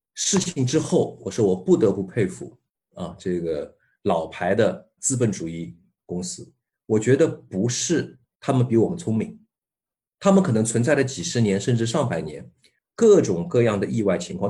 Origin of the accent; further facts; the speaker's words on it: China; 我们中国人以前老人也说过一句话